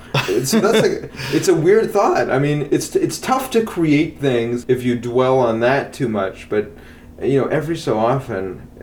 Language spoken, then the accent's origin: English; Canada; I say that as the Canadian